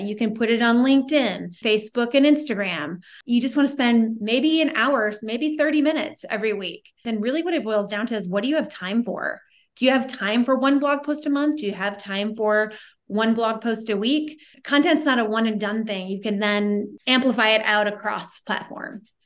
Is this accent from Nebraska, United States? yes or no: yes; Omaha, Nebraska, United States; moved away as an adult; now in Bend, United States; I live in Bend, Oregon. I'm originally from Omaha, Nebraska, but I fled Nebraska almost twenty years ago